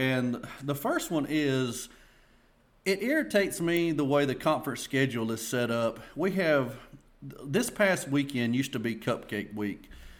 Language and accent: English; Red Bay, Alabama, United States; Red Bay, my hometown, played him.